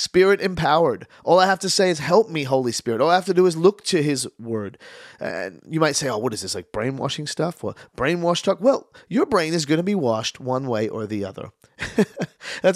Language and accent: English; Australia; also born or lived in Canada; I moved to Australia when I was 7. I'm born in Canada. I am Canadian. And I moved to Australia when I was young.